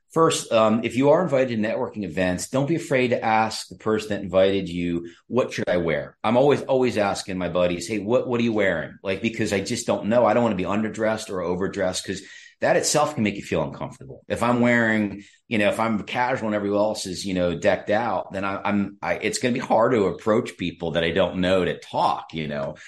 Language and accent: English; State College, Pennsylvania, United States; I'm from State College